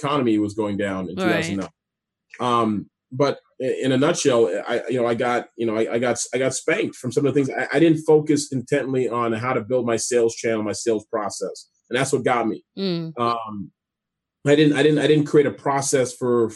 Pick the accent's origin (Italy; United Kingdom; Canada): Canada; moved away; also born or lived in D.C. area; I speak French a little bit too, being Canadian